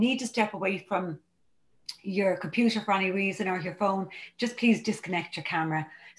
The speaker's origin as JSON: {"language": "English", "area": "County Dublin", "region": "Leinster", "country": "Ireland", "said": "I'm a recovered compulsive overeater, and I'm from County Dublin in Ireland"}